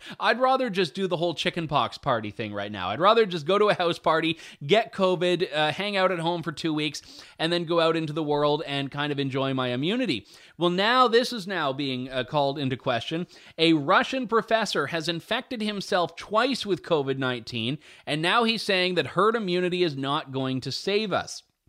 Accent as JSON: {"language": "English", "town": "London", "region": "Ontario", "country": "Canada", "tie": "born or raised there", "said": "my hometown"}